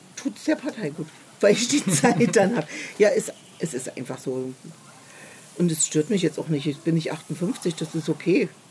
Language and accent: German; Leipzig, Saxony, Germany; moved away as an adult; now in Berlin, Germany; ich bin ja in Leipzig geboren, habe dann noch zwei Jahre nach der Lehre in Leipzig gearbeitet